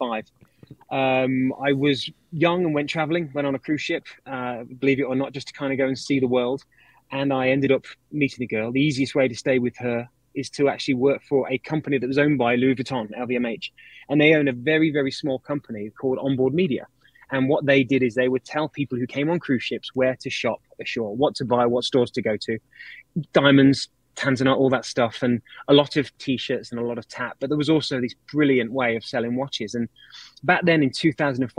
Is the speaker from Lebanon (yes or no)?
no; United Kingdom; moved away; I'm British